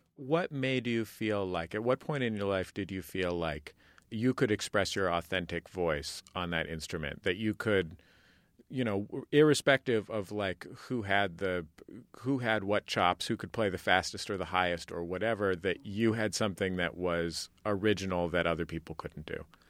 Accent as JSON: {"language": "English", "region": "California", "country": "United States", "said": "I'm from, I'm from California. I'm not from Vermont."}